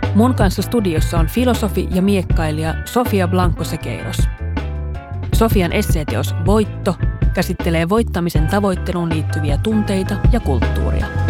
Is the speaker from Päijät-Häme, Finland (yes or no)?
yes; Lahti, Päijät-Häme, Finland; Mä olen kotoisin Lahdesta ja siellä perusoletus oli, että kaikki hiihtää